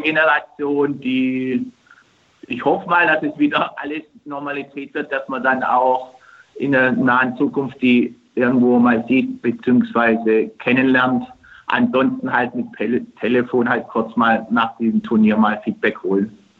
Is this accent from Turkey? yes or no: yes; Turkey; moved away; in meiner Heimat